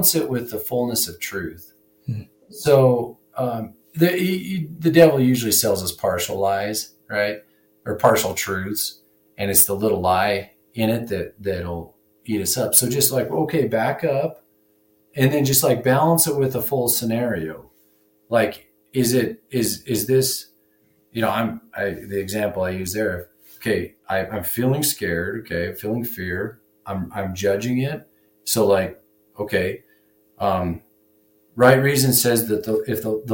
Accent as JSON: {"language": "English", "region": "Wyoming", "country": "United States", "tie": "born or raised there", "also_born_or_lived": "Montana", "said": "I graduated high school in 1998, and I'm from Wyoming here"}